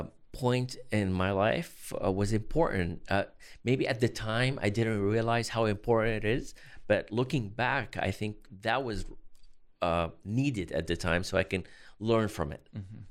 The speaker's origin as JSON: {"language": "English", "town": "Boston", "region": "Massachusetts", "country": "United States", "tie": "born there", "also_born_or_lived": "Los Angeles / Chicago", "said": "I was born in Boston, but I lived in Los Angeles and Chicago for work."}